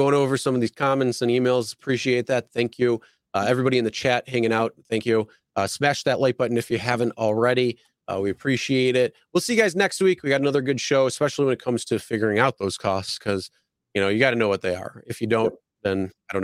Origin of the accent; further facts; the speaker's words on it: Buffalo, New York, United States; I'm from Buffalo